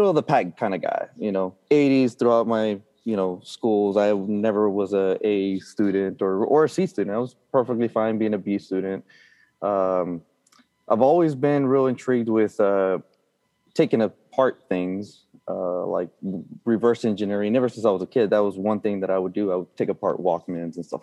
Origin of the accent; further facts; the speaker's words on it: Brownsville, Texas, United States; now in McAllen, United States; I was born and raised in Brownsville, Texas, which is, if you look at the map, it's the very tip of Texas